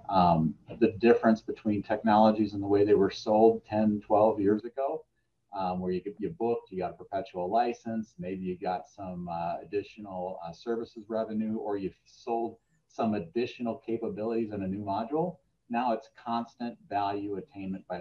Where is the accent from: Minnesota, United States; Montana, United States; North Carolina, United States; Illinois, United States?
Minnesota, United States; moved away as an adult; also born or lived in Chicago area; we moved our family from the Chicago area back to Minnesota. Just for that same reason, get back closer to family